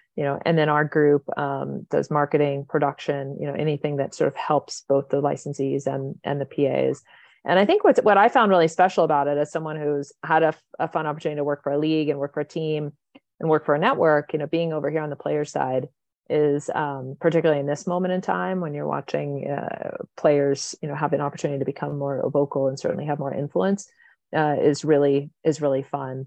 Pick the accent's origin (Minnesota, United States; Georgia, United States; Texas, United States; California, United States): California, United States; the Valley, Southern; I grew up here in Southern California, uh, in the, the Valley